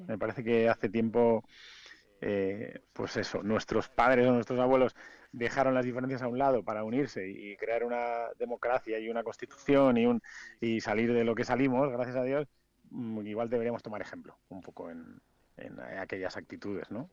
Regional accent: Madrid, Community of Madrid, Spain; also born or lived in Vitoria / Valladolid; now in Mallorca, Spain; crecí en Madrid

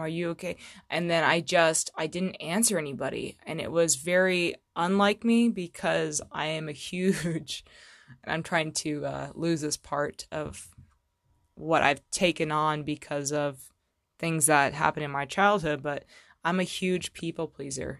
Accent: Fallbrook, California, United States; moved away; I'm actually from Southern California originally

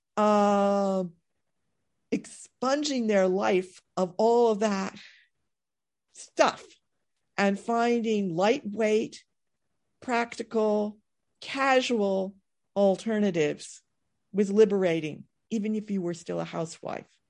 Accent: East Coast, United States; as an American who had experienced modern architecture, on the east coast of the United States, largely as post-war building

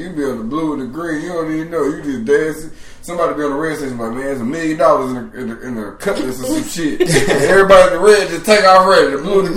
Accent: Atlanta, Georgia, United States; I'm from Atlanta, Georgia. Westside of Atlanta, man. Westside of Atlanta. Campbellton Road.

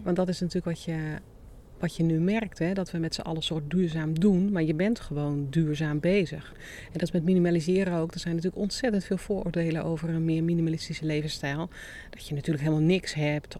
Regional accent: Netherlands; also born or lived in Hierden; wij als Nederlanders

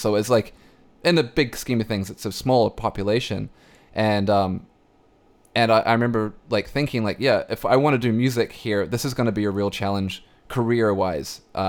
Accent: New Zealand; now in Vancouver, Canada; I feel like as a New Zealander, as someone who grew up a New Zealander

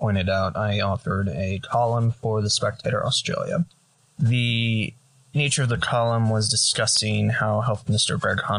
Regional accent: United States; I am a journalist from the United States

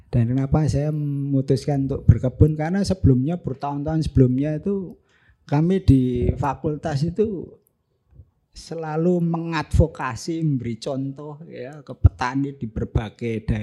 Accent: Ungaran, Central Java, Indonesia; born there; saya lahir di Ungaran tapi leluhur saya dari ibu itu dari Imbluro

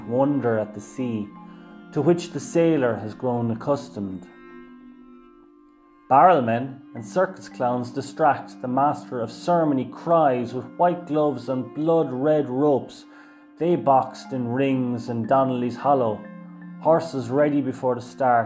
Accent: Tralee, County Kerry, Ireland; my hometown, Tralee

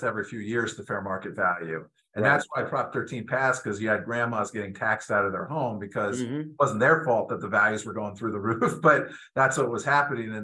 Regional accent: New Jersey, United States; moved away; I grew up in New Jersey

